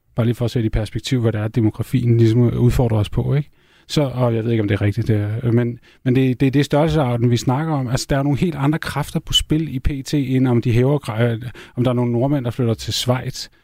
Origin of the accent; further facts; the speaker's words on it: Denmark; also born or lived in Norway; Jeg er jo europæer, før jeg er dansker